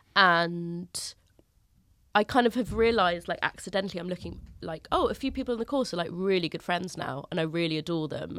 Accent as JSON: {"language": "English", "region": "London", "country": "United Kingdom", "tie": "born or raised there", "said": "Finchley is a North London suburb. It's, I am from Finchley"}